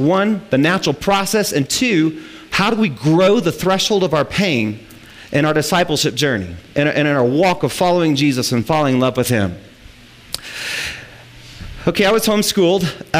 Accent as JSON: {"language": "English", "region": "Midwest", "country": "United States", "said": "we're from the Midwest, we were farmers."}